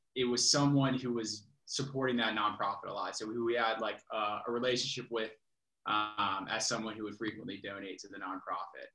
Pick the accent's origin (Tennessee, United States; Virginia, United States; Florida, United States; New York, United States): Virginia, United States; Richmond; I grew up in Richmond, Virginia